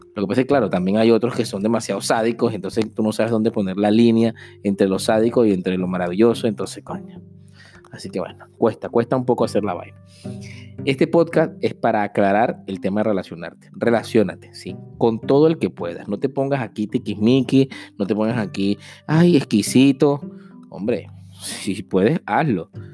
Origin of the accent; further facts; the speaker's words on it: Venezuela; moved away as an adult; como muchos venezolanos